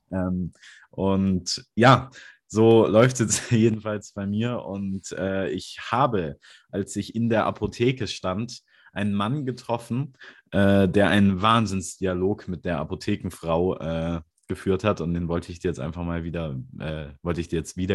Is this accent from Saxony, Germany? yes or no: no; Hamburg, Germany; Das sage ich 24 in Hamburg, wo ich herkomme.